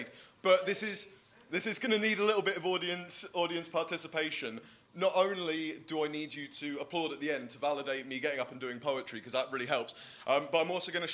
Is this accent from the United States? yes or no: no; Bristol, South West England, United Kingdom; I'm actually from Bristol